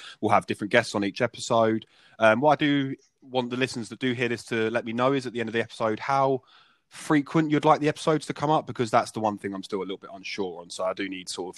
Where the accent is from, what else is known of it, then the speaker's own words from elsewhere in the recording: Essex, East of England, United Kingdom; where we're from Essex